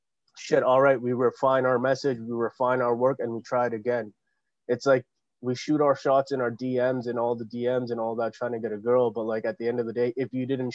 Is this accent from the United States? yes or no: no; Canada; we people of color, even though we're born and raised in Canada